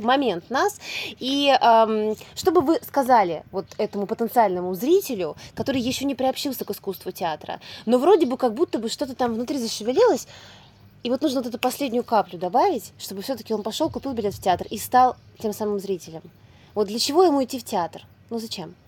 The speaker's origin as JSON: {"language": "Russian", "town": "Novosibirsk", "region": "Novosibirsk Oblast", "country": "Russia", "tie": "born or raised there", "said": "я сама родом из Новосибирска"}